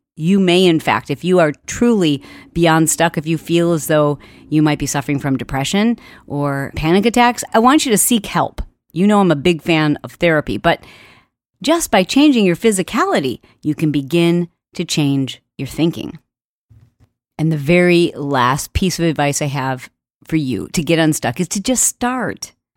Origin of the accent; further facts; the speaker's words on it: Michigan, United States; I grew up in Michigan